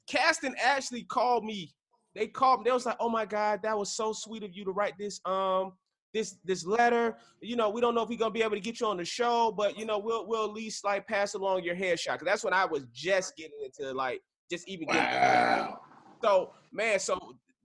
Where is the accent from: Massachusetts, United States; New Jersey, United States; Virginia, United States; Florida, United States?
Florida, United States; I'm from Florida